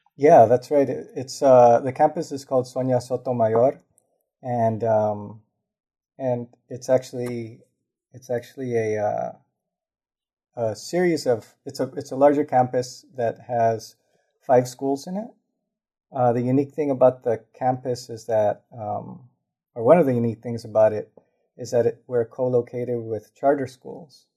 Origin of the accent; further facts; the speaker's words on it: Los Angeles, California, United States; also born or lived in Lincoln Heights, Los Angeles; I grew up in Highland Park